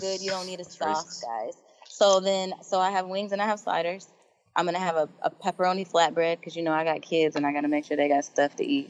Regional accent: Atlanta, Georgia, United States; I'm from Atlanta.

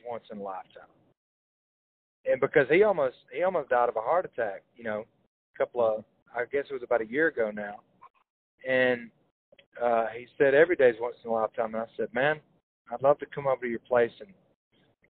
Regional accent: Hokes Bluff, Alabama, United States; I'm from Hoke's Bluff. It's a small town a little south of there.

